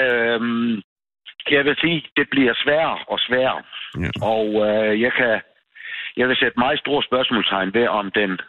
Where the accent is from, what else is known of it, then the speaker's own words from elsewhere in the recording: Southern Denmark, Denmark; accent: Ærø dialect; hvis man kommer ud fra den ende af øen, hvor jeg kommer fra, altså Brejninge, Søbyområdet